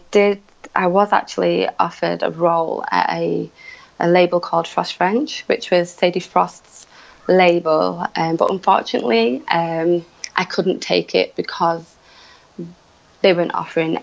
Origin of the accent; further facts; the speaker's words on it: Manchester, North West England, United Kingdom; moved away; also born or lived in London / Shanghai / Hong Kong / Istanbul; I'm originally from Manchester, which is in the north of England